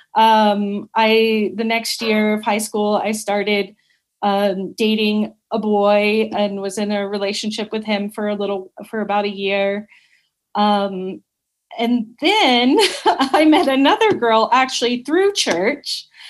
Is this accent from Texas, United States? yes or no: yes; Dallas, Texas, United States; also born or lived in Georgetown, Texas; I was born and raised in Dallas, Texas, and I lived there until I graduated